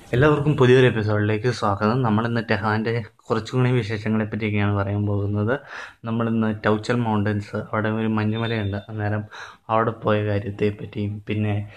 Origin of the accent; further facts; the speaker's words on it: India; ഞാൻ ഇന്ത്യയിൽ നിന്നാന്ന്